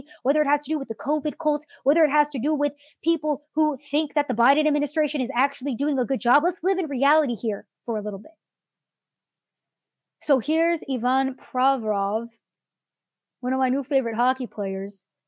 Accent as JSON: {"language": "English", "country": "United States", "said": "I view myself as an American"}